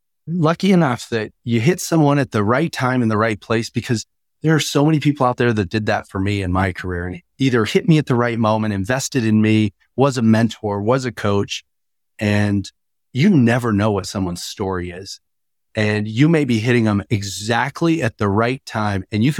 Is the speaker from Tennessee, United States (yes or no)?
no; Wyoming, United States; Maybe that's because I was born in Wyoming.